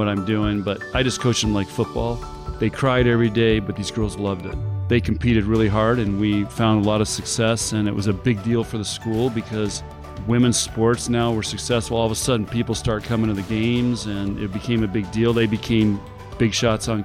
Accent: Chula Vista, California, United States; moved away; I was the firstborn, and basically we had a very simple life. It was in Chula Vista, California, which is right on the Mexican border

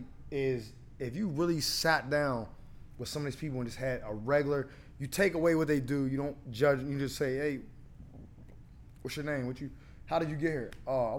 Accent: Pittsburgh, Pennsylvania, United States; I'm from Garfield.

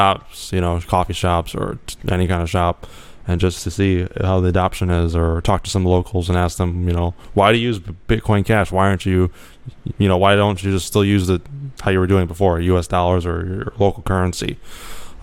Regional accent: United States; I'm American

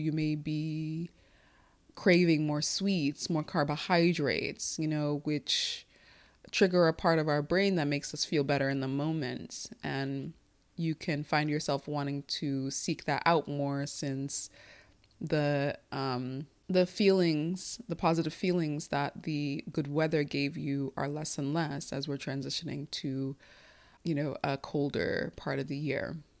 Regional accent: United States; first language Igbo; English is a second language; I speak English at the level that I do as an American because I speak it every day

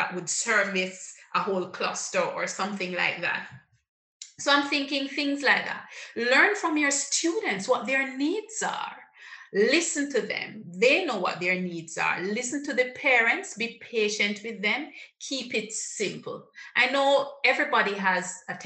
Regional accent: Jamaica; I'm a Jamaican, I understand the Jamaican psyche

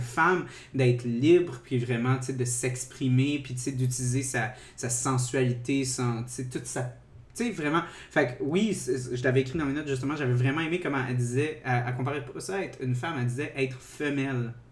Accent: South Shore of Montreal, Quebec, Canada; also born or lived in Saint-Hubert; je viens de la Rive-Sud

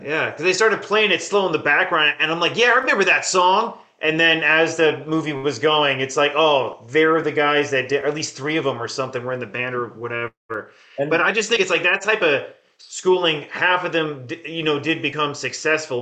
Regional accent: Sussex County, New Jersey, United States; moved away; I grew up in Sussex County, New Jersey

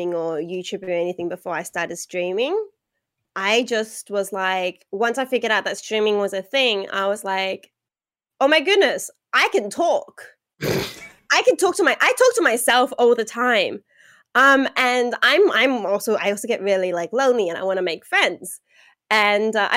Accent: Australia; So, I am Australian

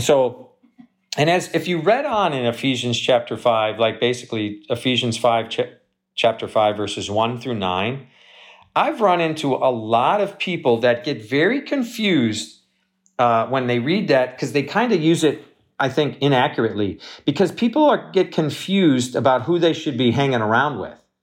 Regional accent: Wisconsin, United States; moved away; I grew up in Wisconsin

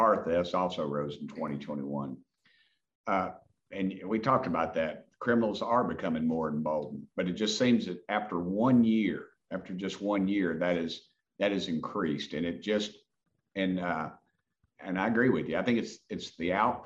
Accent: Knoxville, Tennessee, United States; I grew up in West Knoxville

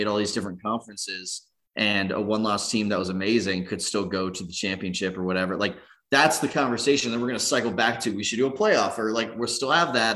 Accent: Southern California, United States; I grew up in Southern California

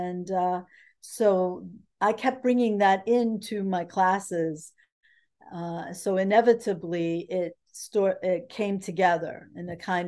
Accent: New Jersey, United States; moved away as an adult; now in Mainz, Germany; As you said, I was born in the United States. I grew up in New Jersey.

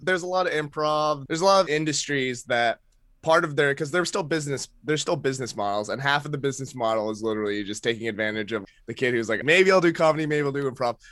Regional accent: Maine, United States; moved away as an adult; now in New York, United States; my, uh, Filipino upbringing in Maine

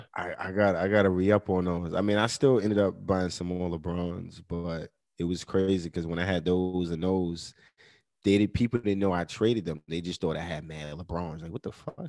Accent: New York, United States; I'm from New York, like you know I'm born and raised in New York

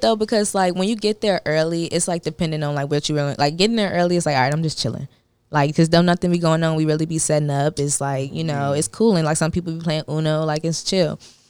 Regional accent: the South, United States; I'm a bitch from the South, and I'm from Southside, too.

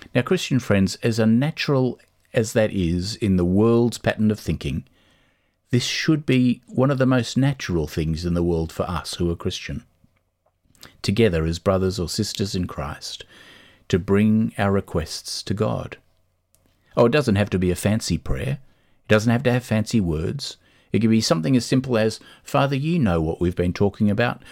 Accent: Australia; moved away as an adult; now in Dublin, Ireland; There are things that we grew up with in Australia that we love and we miss

